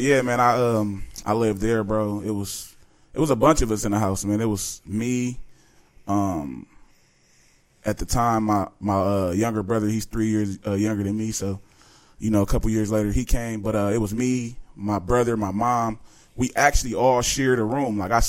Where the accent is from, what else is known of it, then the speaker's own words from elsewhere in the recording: Chicago, Illinois, United States; I was born in Chicago, Illinois, man.